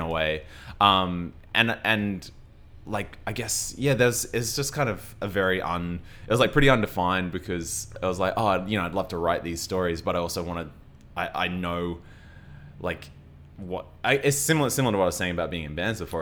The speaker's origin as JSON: {"language": "English", "town": "Logan", "region": "Queensland", "country": "Australia", "tie": "born or raised there", "also_born_or_lived": "Brisbane", "said": "I grew up in Brisbane and, uh, well, I grew up I grew up in Logan, which is just south of Brisbane."}